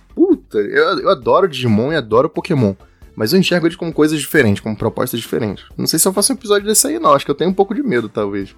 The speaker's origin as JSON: {"language": "Portuguese", "region": "Rio de Janeiro", "country": "Brazil", "said": "eu, você e o Kai, a gente é do Rio de Janeiro."}